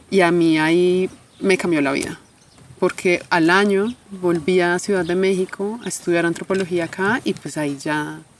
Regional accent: Bogotá, Colombia; born there; Yo nací en Colombia ya hace 35 años. Nací en Colombia.

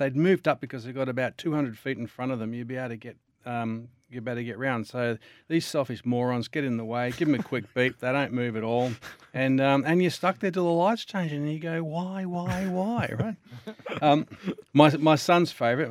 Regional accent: Victoria, Australia; I'm from Victoria

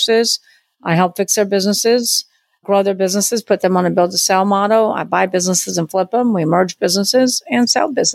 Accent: Long Beach, California, United States; now in New Orleans, United States; I'm from Long Beach, California, but I've been in New Orleans for many years. So that's where I live now.

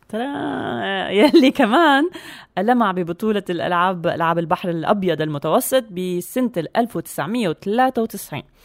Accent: Syria

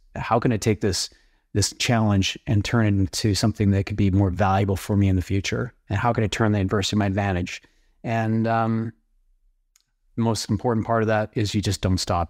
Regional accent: Canada; where I was born and raised in Canada um, is known for agriculture and oil.

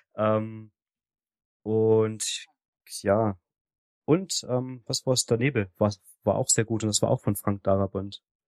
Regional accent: the East, eastern Germany, Germany; bei uns im Osten

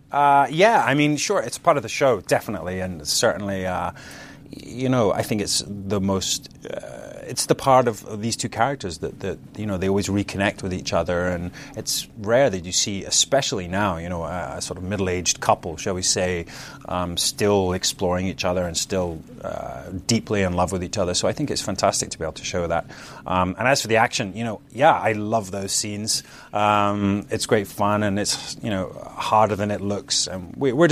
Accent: Scotland, United Kingdom; also born or lived in London; Yeah, you know, I'm originally from Scotland, and I moved uh, to London, and I was there many years, and and uh, came to America a lot as well.

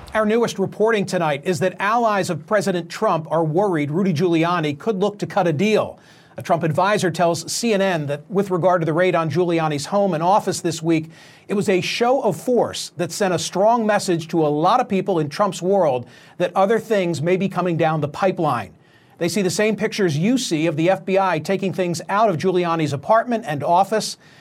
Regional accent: Philadelphia, Pennsylvania, United States; my hometown of Philadelphia

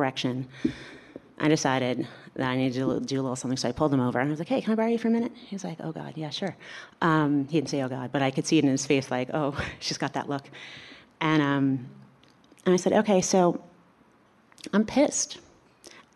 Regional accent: New York, United States; I'm from New York

